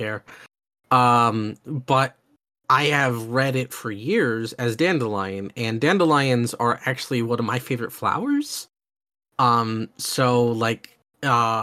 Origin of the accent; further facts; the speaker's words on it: Oklahoma, United States; I grew up in Oklahoma